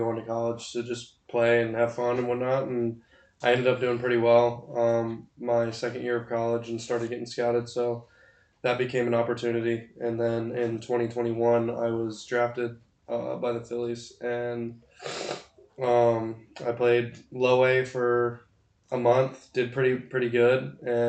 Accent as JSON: {"language": "English", "town": "Huntersville", "region": "West Virginia", "country": "United States", "said": "I'm from Huntersville, West Virginia"}